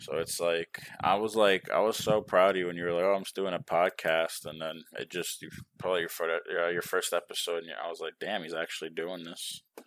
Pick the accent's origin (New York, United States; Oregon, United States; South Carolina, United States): New York, United States; now in Texas, United States; I'm from New York